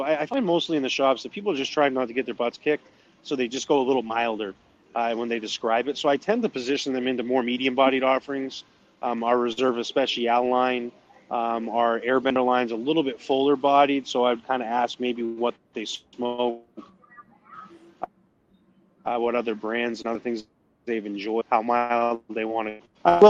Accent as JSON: {"language": "English", "region": "New Brunswick", "country": "Canada", "accent": "New Brunswick", "said": "Like, I sound like I'm from New Brunswick, most if you listen. I probably sound New England to you guys because you got stronger yep. Canadian accents than I got."}